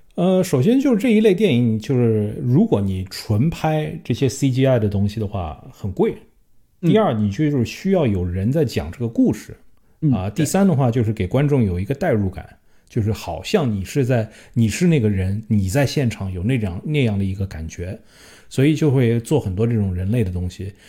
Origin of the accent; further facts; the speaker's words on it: China; 因为我们是中国人